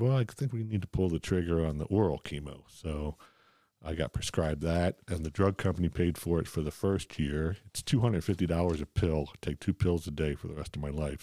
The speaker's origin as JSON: {"language": "English", "town": "Philadelphia", "region": "Pennsylvania", "country": "United States", "tie": "born or raised there", "said": "I grew up in Ph, Philadelphia"}